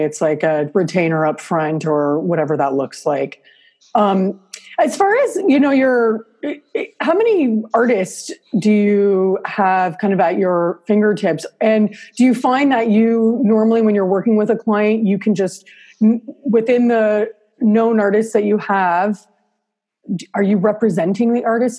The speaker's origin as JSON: {"language": "English", "country": "Canada", "said": "I'm Canadian"}